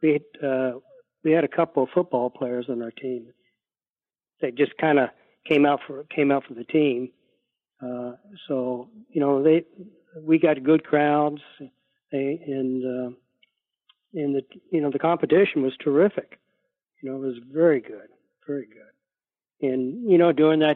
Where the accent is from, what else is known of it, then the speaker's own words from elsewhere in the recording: Norfolk, Virginia, United States; moved away as an adult; I grew up in Norfolk